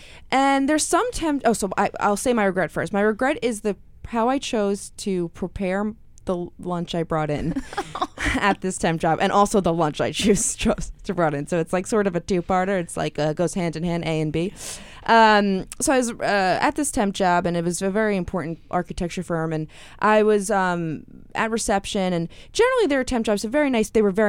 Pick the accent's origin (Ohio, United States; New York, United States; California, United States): New York, United States; Queens; No, Queens. Yeah.